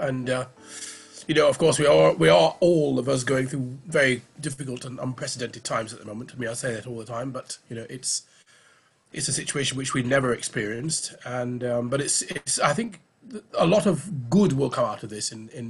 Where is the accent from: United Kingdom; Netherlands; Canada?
United Kingdom; Oldham, North West England; Well, I mean, I'm from Oldham in Lancashire, near Manchester. I might not sound like it, but I know that's where I was born. And, I mean, my parents, of course, emigrated from Barbados in 57.